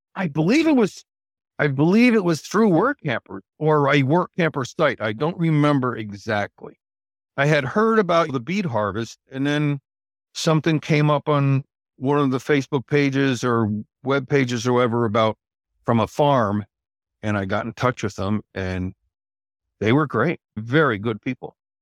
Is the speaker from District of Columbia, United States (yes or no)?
no; Albany, New York, United States; also born or lived in Syracuse, New York; I'm originally from the Albany, New York area